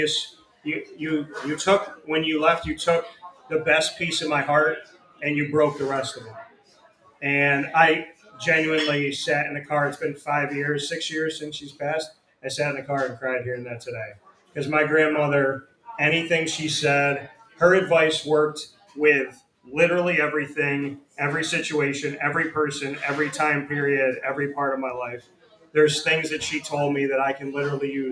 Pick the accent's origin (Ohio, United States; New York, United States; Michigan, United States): New York, United States; Syracuse; grew up, born and raised, obviously, here, so Syracuse, I love